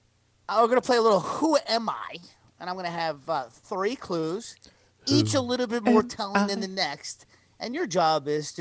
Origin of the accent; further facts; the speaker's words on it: Boston, Massachusetts, United States; born there; also born or lived in Weston; I was born in Boston, went to Cambridge High School in Weston, Massachusetts, and attended college at NYU.